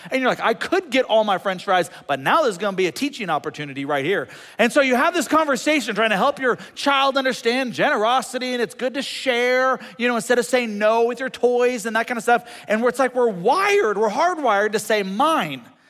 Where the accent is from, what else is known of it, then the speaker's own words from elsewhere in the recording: United States; for us as American Christians